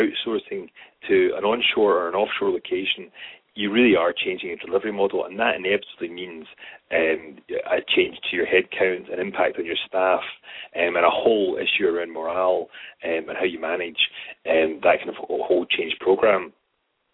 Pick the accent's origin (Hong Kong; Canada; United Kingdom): United Kingdom; Scotland; accent: Scottish; speaking as a Scotsman